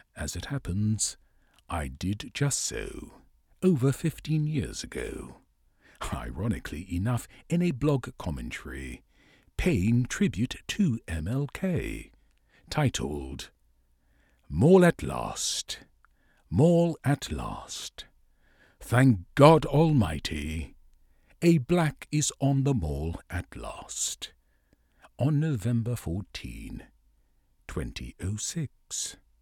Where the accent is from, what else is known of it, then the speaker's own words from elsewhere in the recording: Virginia, United States; my home state of Virginia.